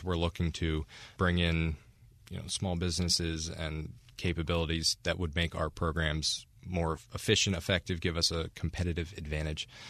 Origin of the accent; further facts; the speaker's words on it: New Jersey, United States; I'm from New Jersey